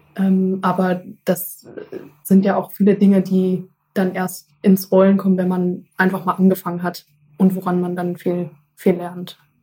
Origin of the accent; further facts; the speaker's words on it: Essen, North Rhine-Westphalia, Germany; bei äh, uns früher im Garten in Essen, wo ich herkomme